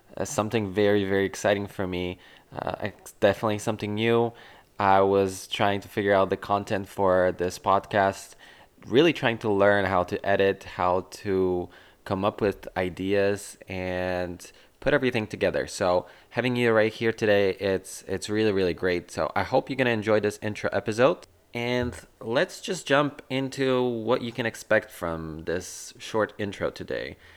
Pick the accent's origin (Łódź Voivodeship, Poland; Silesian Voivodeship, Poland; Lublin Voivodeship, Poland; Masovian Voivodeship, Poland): Masovian Voivodeship, Poland; Warsaw; I was originally born and raised in Warsaw, Poland